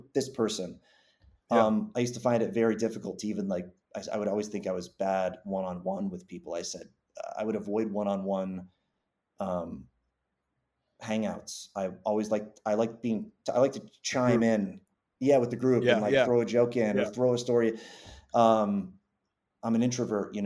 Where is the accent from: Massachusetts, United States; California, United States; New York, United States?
Massachusetts, United States; I grew up in Massachusetts